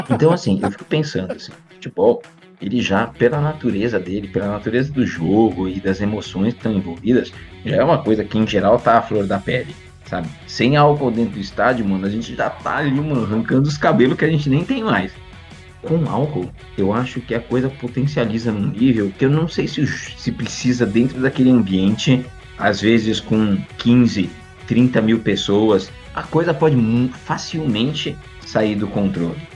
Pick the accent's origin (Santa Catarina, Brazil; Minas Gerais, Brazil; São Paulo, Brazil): São Paulo, Brazil; paulista e paulistano eu não escolhi, né? Mas São Paulino